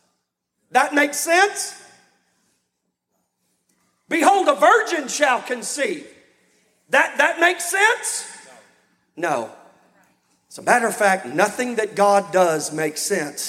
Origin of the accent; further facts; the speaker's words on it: Texas, United States; now in Louisiana, United States; I've been in Louisiana longer than I've been in Texas, but I'm from Texas